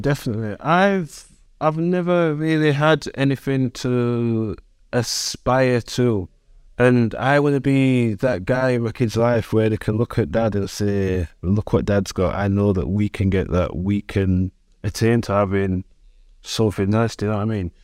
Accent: Sheffield, Yorkshire and the Humber, United Kingdom; Sheffield City born and bred. I'm from Brightside, which is like the north end of the city

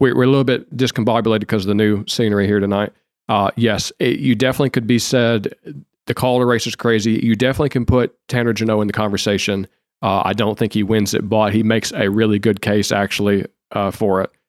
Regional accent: Detroit or Grand Rapids, Michigan, United States; I'm from Detroit or Grand Rapids

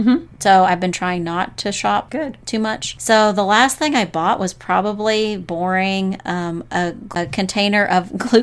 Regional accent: North Texas, United States; moved away as an adult; So I'm from Texas, North Texas. Mm-hmm. And I went to North Texas.

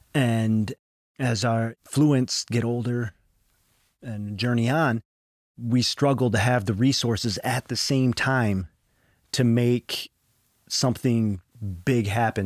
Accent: Odawa country, Michigan, United States; raised here in Odawa country, and raised with the Grand Traverse Band of Ottawa and Chippewa

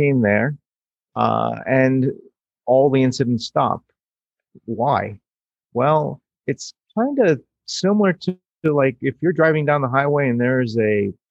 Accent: New York City, New York, United States; I was born in New York City. I grew up with that skyline

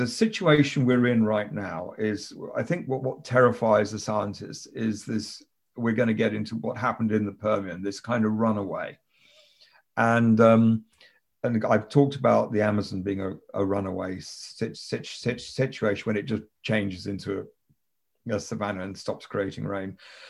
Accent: Kenya; also born or lived in United Kingdom; I grew up in Kenya, mm-hmm. and we Brits, we have this fireworks evening on the 5th of November.

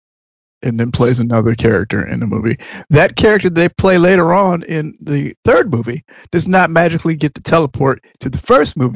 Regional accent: Maryland, United States; I'm from Maryland. I pronounce things differently.

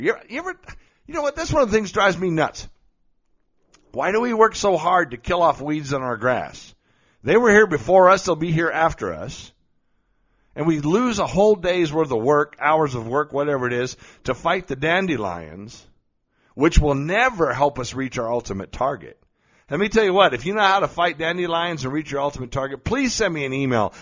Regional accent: Colorado Springs, Colorado, United States; here in my hometown of Colorado Springs.

